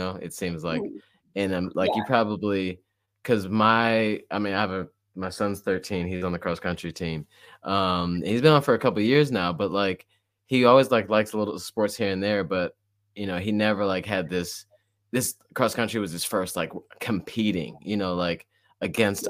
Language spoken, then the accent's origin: English; Michigan, United States; I'm from Michigan